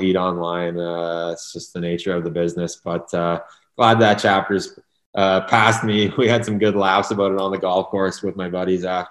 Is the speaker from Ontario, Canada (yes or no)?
yes; Ottawa, Ontario, Canada; moved away; we're both born and raised in Kanata.